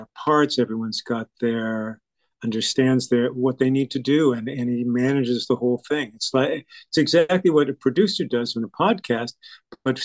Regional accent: Montreal, Quebec, Canada; moved away; also born or lived in Boston / Rochester, New York; growing up in Montreal

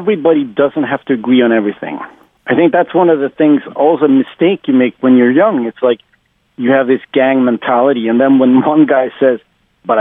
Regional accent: Sweden; the whole 90s scene in my hometown, I even live in a small town, I still live here

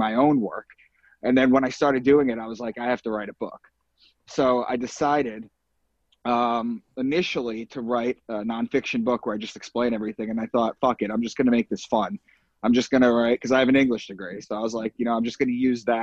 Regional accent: Long Island, New York, United States; I'm from Long Island, New York.

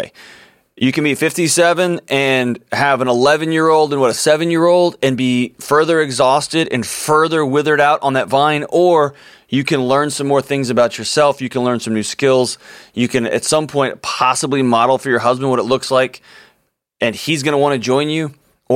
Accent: Houston, Texas, United States; my hometown in Houston, Texas

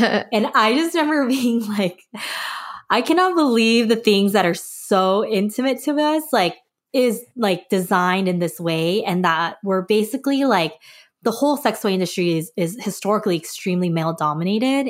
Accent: Los Angeles, California, United States; also born or lived in Korea; I was born in California, but when I was a baby, we moved back to Korea, um, and I lived there till I was seven and then moved back to the U S, uh, down in L

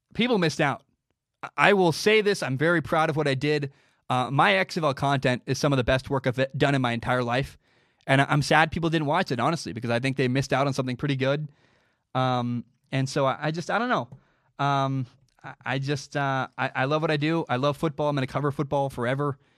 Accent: Portland, Oregon, United States; I grew up in Portland, Oregon.

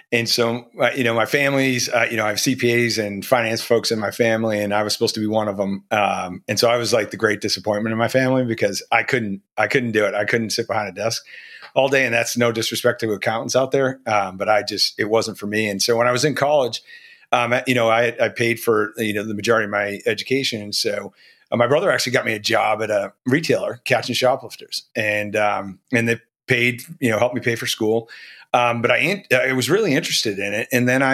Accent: Massachusetts, United States; So I grew up originally in Rosendale, and then out in Westwood.

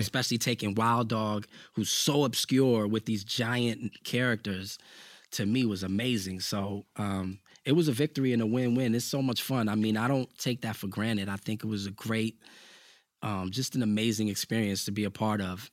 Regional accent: New York City, New York, United States

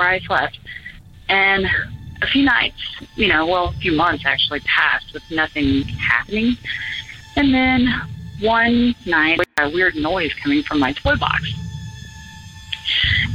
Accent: Gainesville, Florida, United States; I'm from Gainesville, Florida

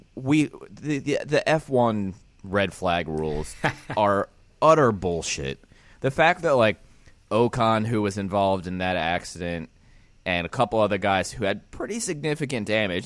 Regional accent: Pennsylvania, United States; moved away; I've been banned from my home state

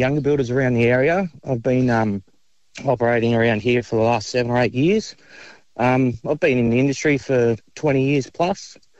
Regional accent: Camden Haven, New South Wales, Australia; I'm a local bloke. I grew up around the Camden Haven.

